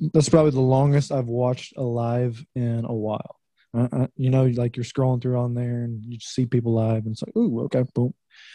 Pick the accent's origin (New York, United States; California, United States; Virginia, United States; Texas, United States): Texas, United States; Dallas; now in Longview, United States; I'm from Dallas, Texas, but I now live in Longview